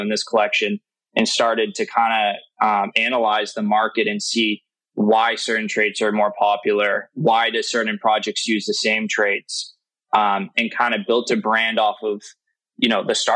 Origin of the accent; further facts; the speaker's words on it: Massachusetts, United States; I'm from New England. I'm from Massachusetts.